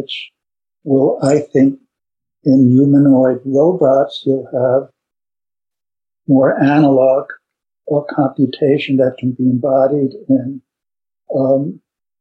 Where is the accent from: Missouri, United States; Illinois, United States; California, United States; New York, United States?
New York, United States; New York City; I grew up in New York City